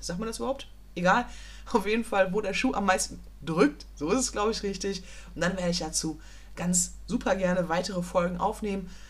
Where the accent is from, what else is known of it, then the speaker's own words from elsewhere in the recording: Dortmund, North Rhine-Westphalia, Germany; ich komme aus Dortmund